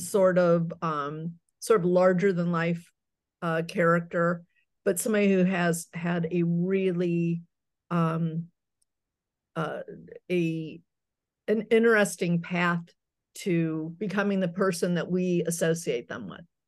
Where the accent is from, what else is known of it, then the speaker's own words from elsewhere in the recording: Akron, Ohio, United States; also born or lived in New York; now in Chicago, United States; I grew up in Akron, Ohio